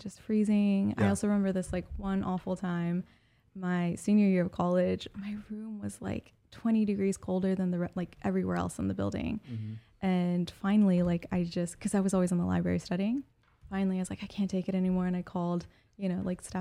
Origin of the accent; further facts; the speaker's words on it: Iowa, United States; moved away as an adult; also born or lived in Des Moines, Iowa / Las Vegas, Nevada; now in Oklahoma City, United States; I grew up in Iowa. I was born and raised there.